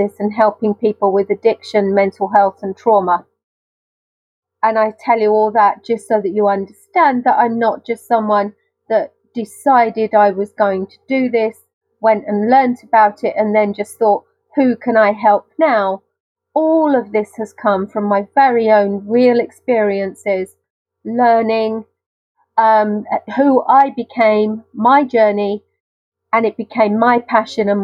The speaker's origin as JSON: {"language": "English", "country": "United Kingdom", "accent": "very British", "said": "my very British accent"}